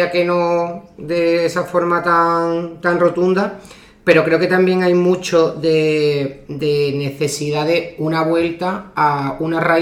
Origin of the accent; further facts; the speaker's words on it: Andalusia, Spain; accent: Andalusian; yo hablo andaluz